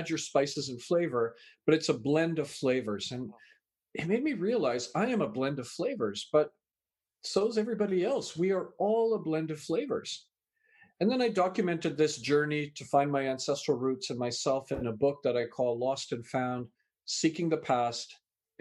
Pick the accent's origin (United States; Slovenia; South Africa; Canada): Canada; also born or lived in England; I was born in England, raised in Canada